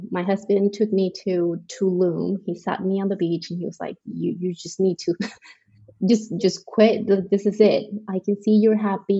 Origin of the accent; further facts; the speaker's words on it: Colombia; moved away as an adult; now in Frisco, United States; I am from Colombia. That's in South America, not the state, in case you're wondering. I've been in the States for, it's going to be 10 years now.